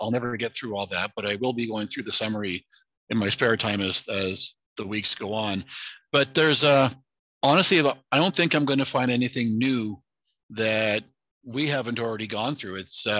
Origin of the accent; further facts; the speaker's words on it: Canada; It disgusts me as a Canadian.